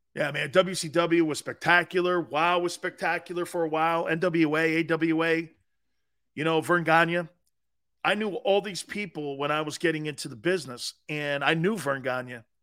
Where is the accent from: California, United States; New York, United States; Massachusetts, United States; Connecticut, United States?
Connecticut, United States; Stamford; moved away; also born or lived in Tampa, Florida; I'm from the Cove. The Cove was like, back then it wasn't a tie-in section. It was a seafood place. It was a fishing area, you know, you're down close to the beaches. I lived near the beaches when I was growing up